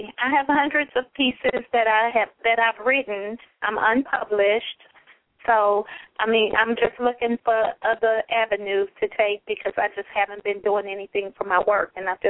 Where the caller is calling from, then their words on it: Houston, Texas, United States; I'm calling from Houston. Houston, Texas.